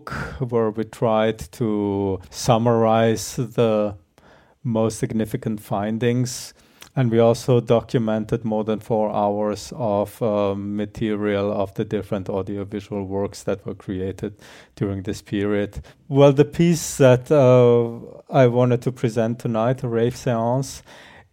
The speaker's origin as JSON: {"language": "English", "country": "Germany", "tie": "born or raised there", "also_born_or_lived": "Croatia / Netherlands / Austria", "moved": "yes", "lives_now": "Graz, Austria", "said": "originally I'm from Croatia, grew up in Germany, spent a lot of time in the Netherlands before I ended up in Austria."}